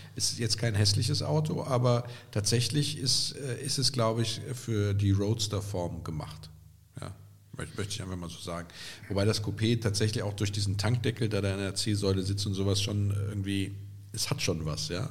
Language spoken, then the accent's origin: German; Andernach, Rhineland-Palatinate, Germany; Kottenheim ist ja gar nicht weit weg von meiner Geburtsstadt Andernach